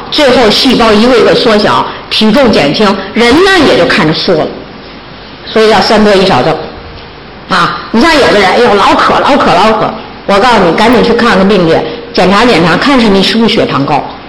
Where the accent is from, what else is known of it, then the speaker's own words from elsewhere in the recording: China; 大陆，咱大陆啊